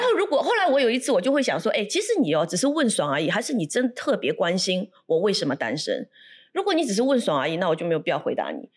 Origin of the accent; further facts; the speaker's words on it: Shanghai, China; now in Singapore; 我是来自上海的